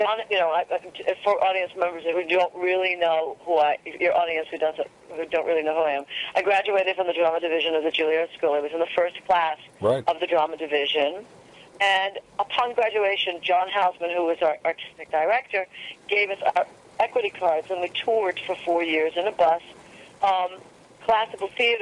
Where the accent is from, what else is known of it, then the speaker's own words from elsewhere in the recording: Northport, New York, United States; From Northport